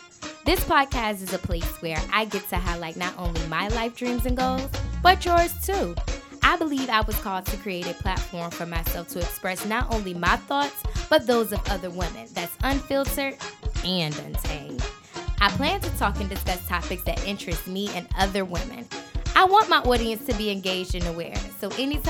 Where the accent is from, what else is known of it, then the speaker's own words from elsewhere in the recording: Norfolk, Virginia, United States; I'm from Norfolk